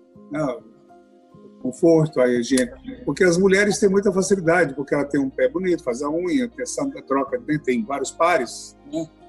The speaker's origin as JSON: {"language": "Portuguese", "region": "Goiás", "country": "Brazil", "also_born_or_lived": "Anápolis / Brasília", "moved": "as an adult", "lives_now": "Rio de Janeiro, Brazil", "said": "Nós estávamos em Anápolis, fomos a Brasília, de repente estivemos parar no Rio de Janeiro, como goianos"}